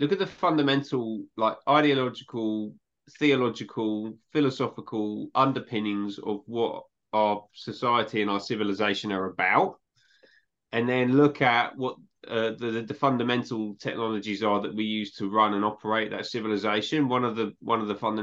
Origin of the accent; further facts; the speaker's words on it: England, United Kingdom; I'm from England